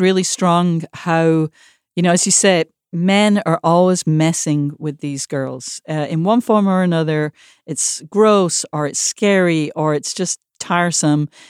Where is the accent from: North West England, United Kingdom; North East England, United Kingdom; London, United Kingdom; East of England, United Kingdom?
North West England, United Kingdom; Manchester; moved away; Manchester, my hometown